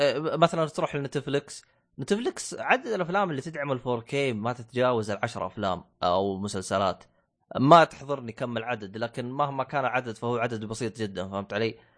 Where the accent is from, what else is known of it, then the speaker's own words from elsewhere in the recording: Saudi Arabia; عندنا في السعوديه